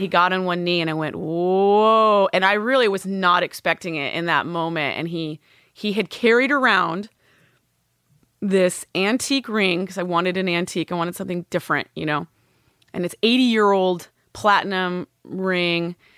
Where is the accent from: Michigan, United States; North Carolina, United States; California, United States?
California, United States; Northern; I was born in Southern California, grew up in Northern California